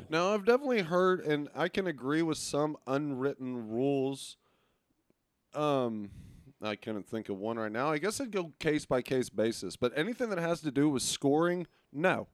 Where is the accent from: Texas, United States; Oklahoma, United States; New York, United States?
Texas, United States; Arlington; also born or lived in Beaumont, Texas; I, I am a guy that uh, is from Texas. I was born in Arlington